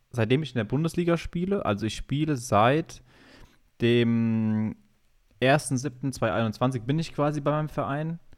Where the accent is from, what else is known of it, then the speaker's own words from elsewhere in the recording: Hildesheim, Lower Saxony, Germany; born there; Geboren bin ich in Hildesheim